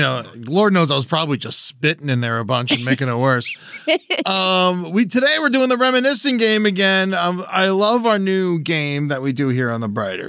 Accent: Florida, United States; I was born in Florida, biggest baby born in Florida

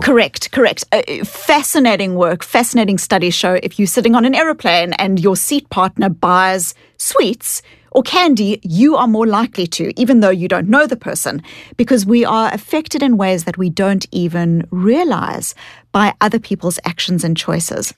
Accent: South Africa; accent: kind of Australian, New Zealand combined accent; now in United States; I grew up in South Africa and I was born into a South Africa that was an apartheid South Africa.

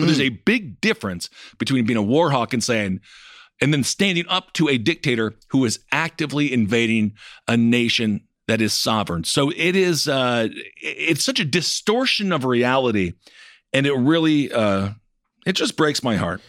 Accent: United States; growing up in America

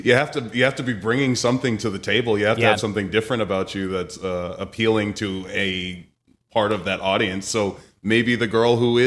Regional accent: Boston, Massachusetts, United States; moved away; I'm from Boston originally

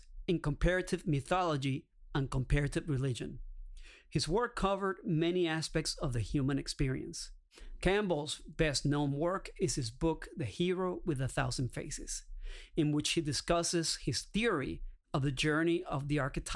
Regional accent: Caracas, Capital District, Venezuela; moved away; I'm originally from Caracas, Venezuela

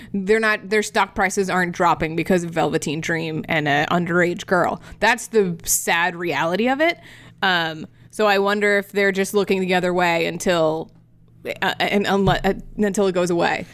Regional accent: Florida, United States; my home state that makes very questionable decisions on the regular basis

